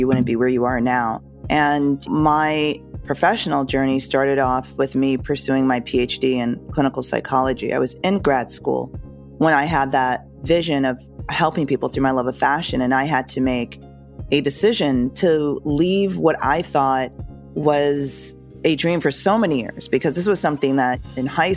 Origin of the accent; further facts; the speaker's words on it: Connecticut, United States; I grew up in Connecticut.